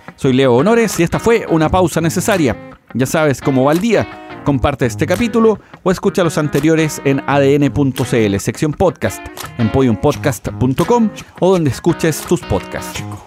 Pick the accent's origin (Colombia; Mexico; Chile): Chile; nos hace chilenos verdaderos